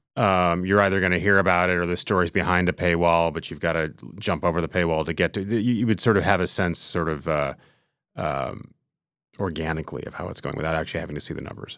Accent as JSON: {"language": "English", "region": "Minnesota", "country": "United States", "tie": "born or raised there", "moved": "yes", "lives_now": "New York, United States", "said": "I grew up in Minnesota"}